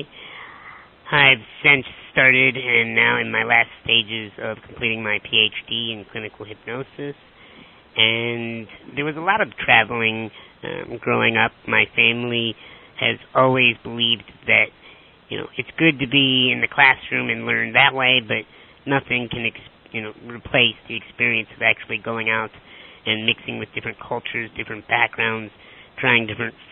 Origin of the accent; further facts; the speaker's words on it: Chicago, Illinois, United States; I'm from Chicago, Illinois.